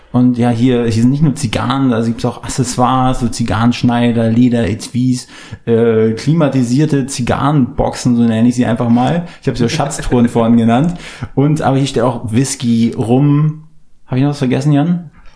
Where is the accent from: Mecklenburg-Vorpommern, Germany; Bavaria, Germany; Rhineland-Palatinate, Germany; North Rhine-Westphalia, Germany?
Mecklenburg-Vorpommern, Germany; near Schwerin; now in Berlin, Germany; wir kommen ja auch aus dem Norden, aus MacPom